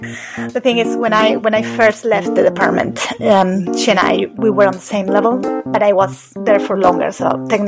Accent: Spain; I am Spanish.

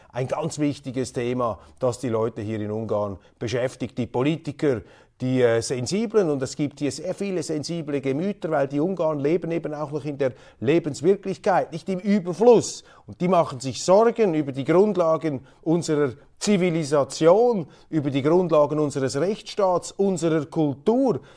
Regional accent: Switzerland; Als Schweizer

